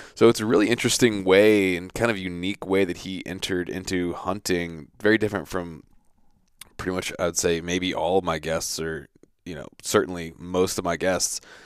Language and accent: English; Virginia Beach, Virginia, United States; also born or lived in Centreville, Virginia; I grew up in Virginia Beach